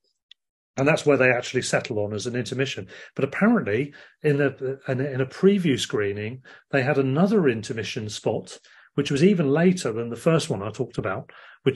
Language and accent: English; Sussex, South East England, United Kingdom; now in London, United Kingdom; we're both from Sussex originally.